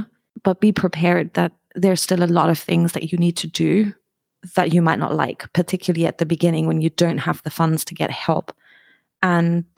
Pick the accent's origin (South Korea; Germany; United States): Germany; moved away as an adult; also born or lived in United Kingdom; now in Albania; I'm originally from Germany, moved to the UK in 2008, and then I moved to Albania like 4 years ago